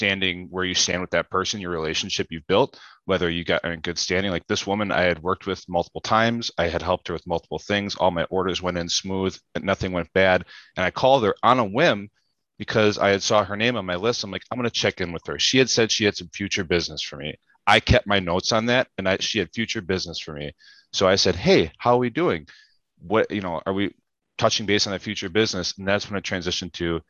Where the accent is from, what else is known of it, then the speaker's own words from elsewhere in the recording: Germantown, Wisconsin, United States; now in Milwaukee, United States; I'm from Germantown, Wisconsin, currently live in Milwaukee, Wisconsin